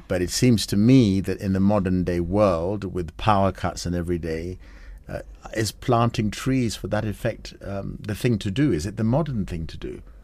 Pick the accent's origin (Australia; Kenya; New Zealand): Kenya; When I drive around as a Kenyan